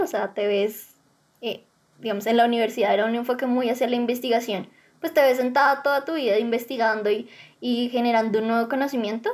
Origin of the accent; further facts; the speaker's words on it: Bogotá, Colombia; tengo 18 años, soy de Bogotá